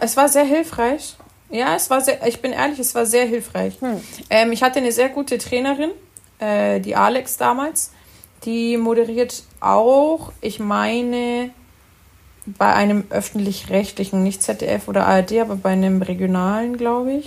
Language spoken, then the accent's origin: German; Germany; also born or lived in Italy; Ich bin aber in Deutschland groß geworden